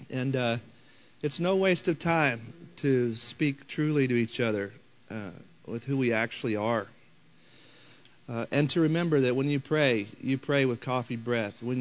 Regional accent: St. Louis, Missouri, United States; I come from St. Louis.

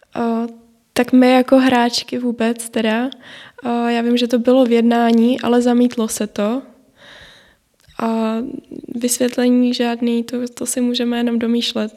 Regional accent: Moravia, Czechia; u nás na Moravě

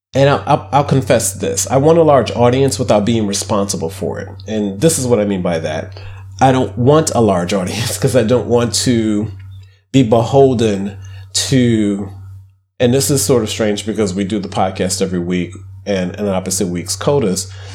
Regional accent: Midwest, United States; I grew up poor in the Midwest.

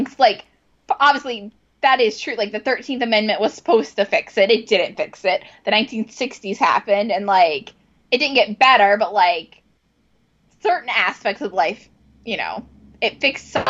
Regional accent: Virginia, United States; moved away; I grew up in the South in a mainly all white private school.

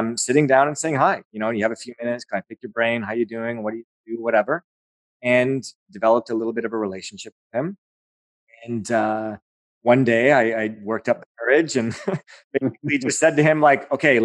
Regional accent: Aurora, Ontario, Canada; that's my hometown

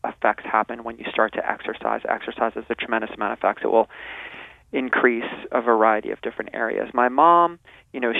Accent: New Jersey, United States; moved away as an adult; also born or lived in Arizona; now in California, United States; I'm a transplant from New Jersey, and I grew up in New Jersey

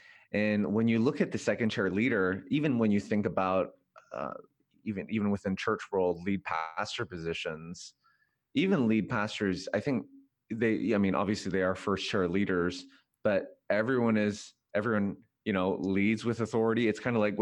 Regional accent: Vancouver, British Columbia, Canada; moved away as an adult; also born or lived in Korea; now in United States; Korean-Canadian, born and raised in Vancouver.

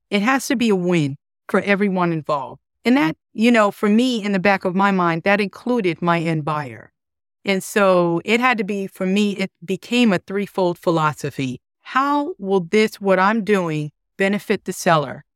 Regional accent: New York, United States; moved away as an adult; also born or lived in Florida; now in Charlotte, United States; Originally, I'm from New York, and I moved to Charlotte about thirteen years ago.

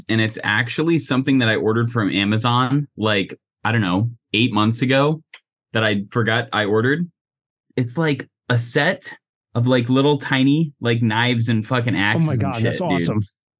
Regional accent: Wyoming, United States; Yes, Cannon. I am from Wyoming.

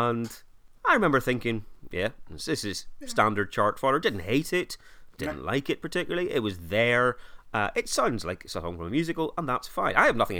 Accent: Ireland; Oh, mate, I'm from Ireland. We were all asked.

